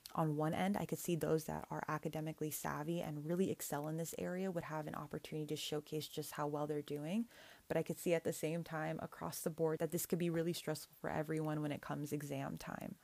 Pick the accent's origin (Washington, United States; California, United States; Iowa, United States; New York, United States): California, United States; Northern; my hometown in Northern California